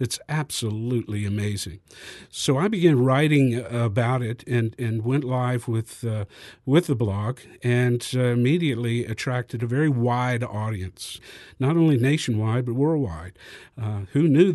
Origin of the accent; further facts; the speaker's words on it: Lafayette, Louisiana, United States; I'm from Lafayette, Louisiana